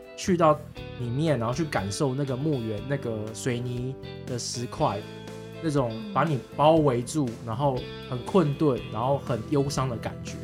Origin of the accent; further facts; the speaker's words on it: Taoyuan, Taiwan; 我的故乡桃园